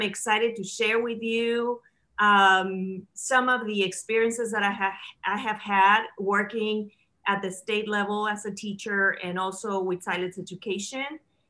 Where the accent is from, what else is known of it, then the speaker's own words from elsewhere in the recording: Mexico City, Mexico; English is a second language; also born or lived in Texas; now in United States; I was born and raised in Mexico City. Never thought that I was going to come to America, but I came to the United States 40 years ago. But I was undocumented.